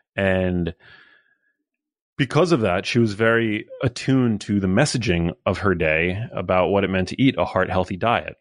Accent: New York City, New York, United States; I was born in Midtown Manhattan. I went to, uh, public school my whole life

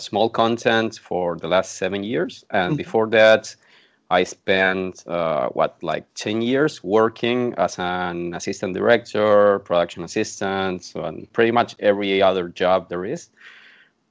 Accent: Buenos Aires, Argentina; English is a second language; I'm Argentinian. I was born in Buenos Aires. My grandfather was Italian

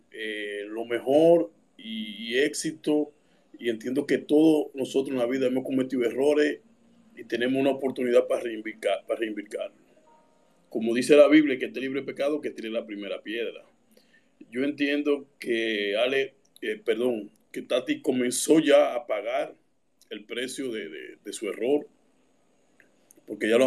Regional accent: Dominican Republic; Como dominicano

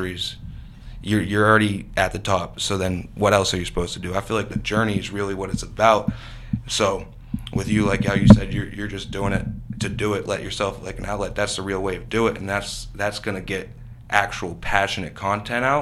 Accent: Erie, Pennsylvania, United States; We come from Erie.

